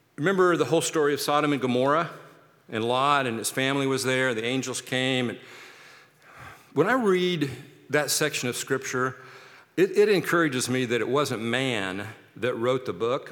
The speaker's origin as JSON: {"language": "English", "town": "Kansas City", "country": "United States", "moved": "yes", "lives_now": "Seattle, United States", "said": "I'm from Kansas City"}